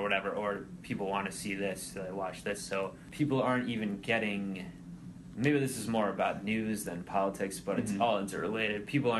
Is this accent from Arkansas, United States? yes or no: yes; Arkansas, United States; I'm from Arkansas.